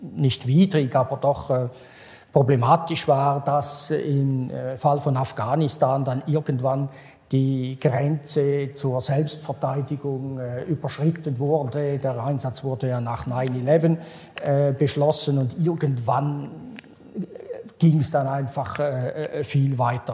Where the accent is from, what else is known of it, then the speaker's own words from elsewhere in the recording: Switzerland; als Schweizer und als Europäer